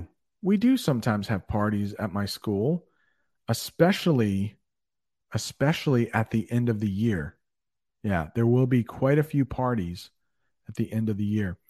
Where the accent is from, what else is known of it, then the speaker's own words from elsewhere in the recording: Maine, United States; accent: Maine; I think I have a Maine accent, but if you like my accent, that's great. I try to get rid of my accent.